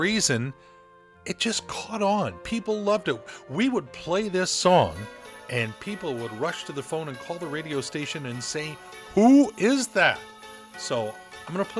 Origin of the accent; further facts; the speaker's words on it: Southern California, United States; moved away; Growing up in Southern California, yeah, that was a part of my holiday season for a whole lot of years.